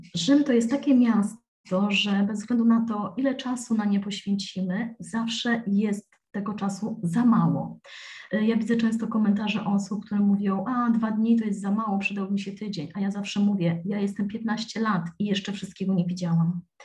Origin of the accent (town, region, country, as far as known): Poland; moved away as an adult; also born or lived in London; now in Rome, Italy